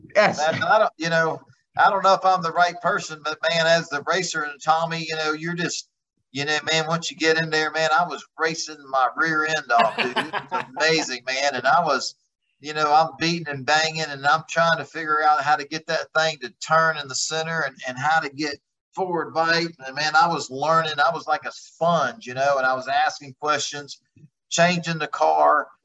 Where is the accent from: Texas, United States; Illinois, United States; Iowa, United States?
Texas, United States; I'm from Texas where it's 100 degrees 12 months out of the year